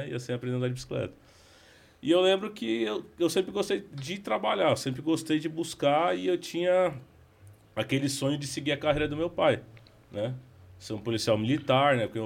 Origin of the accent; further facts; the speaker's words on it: São Paulo, Brazil; O … é da minha mãe, … é do meu pai. É, sou nascido e criado de São Paulo, capital né? Sempre morei na Zona Leste de São Paulo. Morei por algum tempo em Pirituba